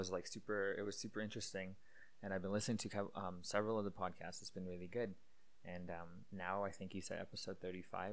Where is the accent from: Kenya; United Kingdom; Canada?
Canada; Winkler, Manitoba; moved away as an adult; also born or lived in Iowa, United States; now in Calgary, Canada; I moved back to Manitoba in Canada here, right when I graduated high school, like literally the week of after I graduated high school. I basically moved back to Winkler, back to my hometown